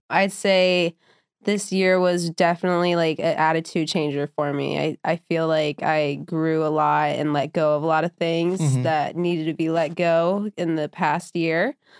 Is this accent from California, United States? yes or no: no; Omaha, Nebraska, United States; I'm originally from Omaha, Nebraska